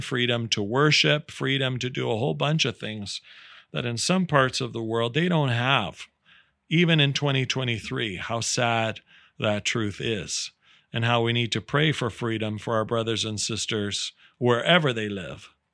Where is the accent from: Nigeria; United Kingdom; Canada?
Canada; I'm so proud as a Canadian